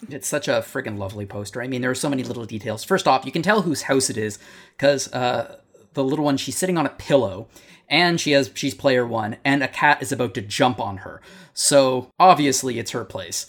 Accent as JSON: {"language": "English", "country": "Canada", "said": "I'm Canadian"}